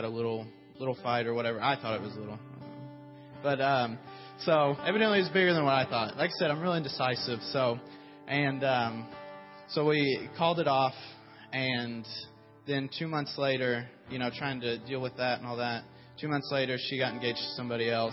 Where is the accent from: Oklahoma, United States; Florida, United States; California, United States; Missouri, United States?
Oklahoma, United States; Muskogee; moved away as an adult; I'm from Muskogee, Oklahoma.